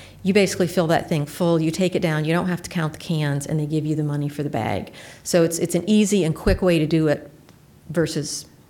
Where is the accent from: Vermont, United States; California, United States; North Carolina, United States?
Vermont, United States; now in Iowa City, United States; I grew up in Vermont, which is probably one of the leaders in terms of environmental law, along with Oregon.